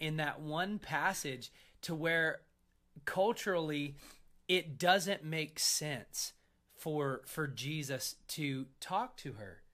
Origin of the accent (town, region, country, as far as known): United States